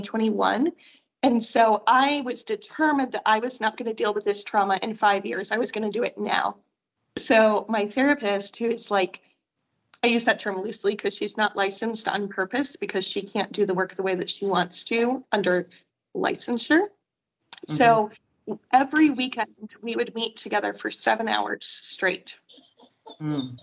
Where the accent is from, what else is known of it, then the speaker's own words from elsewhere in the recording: Michigan, United States; moved away; I grew up in Michigan